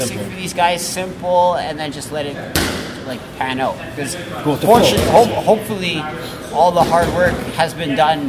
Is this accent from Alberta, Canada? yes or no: no; Toronto, Ontario, Canada; From Toronto, I try to come out to, like, a different … tune.